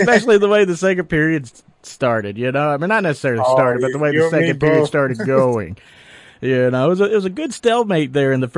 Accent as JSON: {"language": "English", "region": "Tennessee", "country": "United States", "tie": "born or raised there", "moved": "yes", "said": "I grew up in Tennessee"}